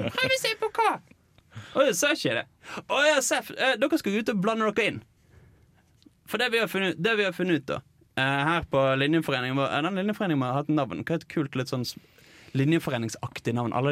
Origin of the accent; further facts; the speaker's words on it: Eastern Norway, Norway; jeg kommer faktisk fra Østlandet